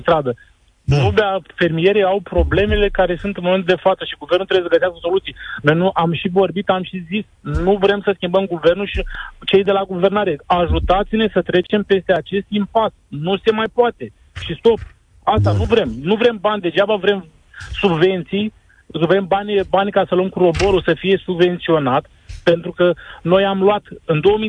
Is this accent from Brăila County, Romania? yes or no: yes; Brăila, Brăila County, Romania; Eu uh, sunt din Brăila